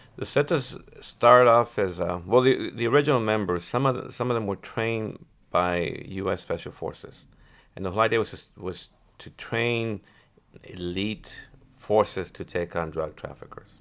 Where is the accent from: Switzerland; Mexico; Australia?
Mexico; San Luis de Cordero, Durango; moved away; also born or lived in United States; I was born in Mexico, I'm now a U S citizen